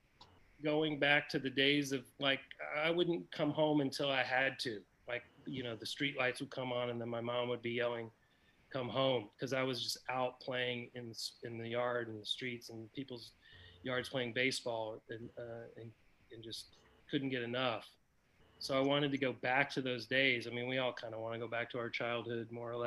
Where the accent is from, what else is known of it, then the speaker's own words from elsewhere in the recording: Atlanta, Georgia, United States; But I grew up in Atlanta, and in the 80s, I'd go to Fulton County Stadium